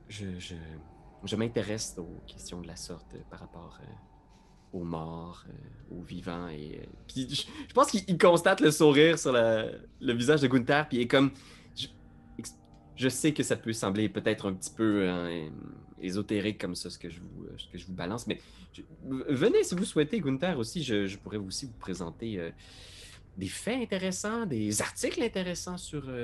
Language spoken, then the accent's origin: French; United States; accent: American; French is a second language; si, j'avais dénoncé mon, mon accent américain, j'aurais, probablement été probablement rossé par ces